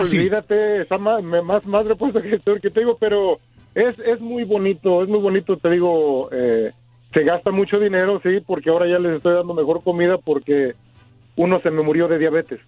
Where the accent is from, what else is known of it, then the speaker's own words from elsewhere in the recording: Mexico City, Mexico; now in United States; yo vengo del DF, soy de soy chilango.